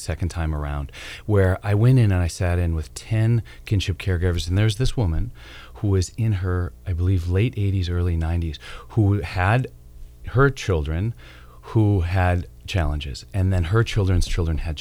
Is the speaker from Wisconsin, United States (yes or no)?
yes; Wisconsin, United States; now in Durham, United States; I'm from Wisconsin.